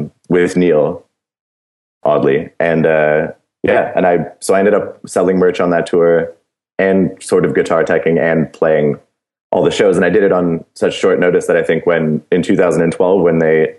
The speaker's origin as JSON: {"language": "English", "country": "Canada", "said": "as a Canadian band now going into the States"}